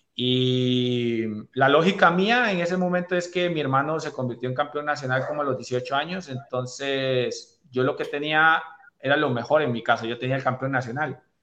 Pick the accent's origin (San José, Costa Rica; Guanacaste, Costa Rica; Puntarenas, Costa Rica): Guanacaste, Costa Rica; Liberia; now in Cartago, Costa Rica; Yo nací en Liberia, en la provincia de Guanacaste, una de las provincias más lindas de nuestro país, en una ciudad